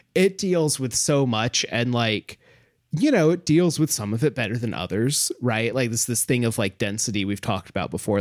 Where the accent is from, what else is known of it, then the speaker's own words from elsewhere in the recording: United States; as an American